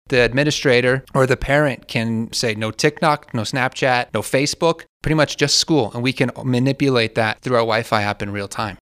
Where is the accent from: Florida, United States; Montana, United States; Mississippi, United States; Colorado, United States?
Colorado, United States; Alamosa; I'm a Alamosa native, went to Alamosa High School